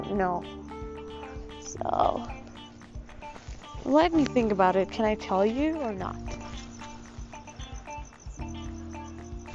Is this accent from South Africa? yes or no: no; Gujarat, India; accent: Gujarati; in my Gujarati accent